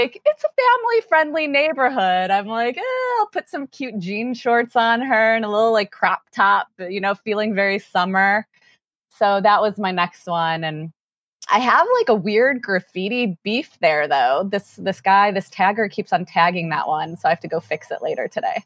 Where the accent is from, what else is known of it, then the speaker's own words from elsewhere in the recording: Chicago, Illinois, United States; moved away as an adult; also born or lived in Lawrence, Kansas; born and raised in Chicago